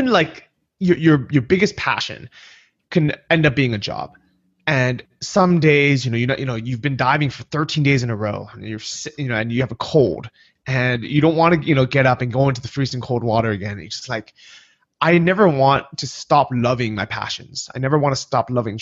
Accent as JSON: {"language": "English", "region": "California", "country": "United States", "tie": "born or raised there", "also_born_or_lived": "San Francisco", "moved": "as an adult", "lives_now": "Chiang Mai, Thailand", "said": "I grew up in California, San Francisco and Southern California"}